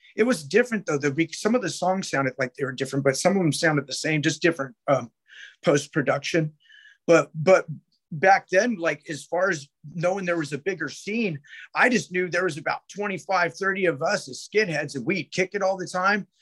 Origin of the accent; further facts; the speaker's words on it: Sacramento, California, United States; I grew up in Oak Park, Sacramento